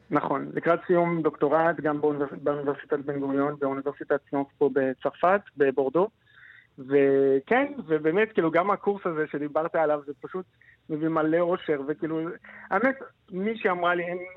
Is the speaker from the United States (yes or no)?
no; Fez, Fès-Meknès, Morocco; Hebrew is a second language; moved away as an adult; also born or lived in Casablanca, Morocco; now in Israel; האמת שנולדתי בפז